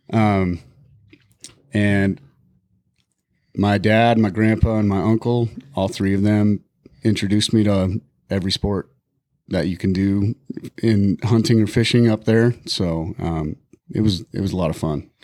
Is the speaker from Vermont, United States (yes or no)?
no; Bighorn Mountains, Wyoming, United States; now in Montana, United States; I grew up in the Bighorn Mountains